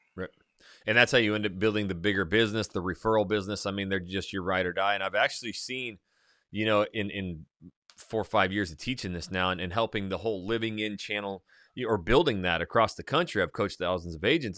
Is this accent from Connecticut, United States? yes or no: no; North Idaho, United States; I am very, you know, redneck, I come from North Idaho, hunting, shooting, fishing, it's just my life